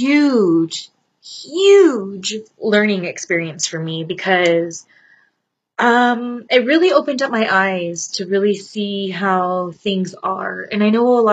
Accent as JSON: {"language": "English", "region": "Southern California", "country": "United States", "tie": "born or raised there", "said": "have been born and bred in SoCal"}